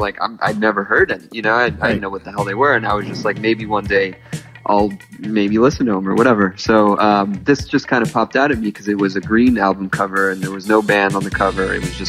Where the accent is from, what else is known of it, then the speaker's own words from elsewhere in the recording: Miami, Florida, United States; I came up here from Miami to go to college. I was going to FAU